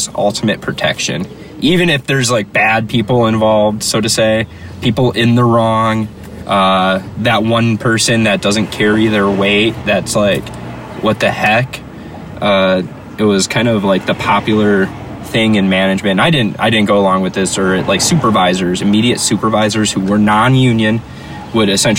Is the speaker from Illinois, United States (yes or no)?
yes; Chicago, Illinois, United States; I'm from Chicago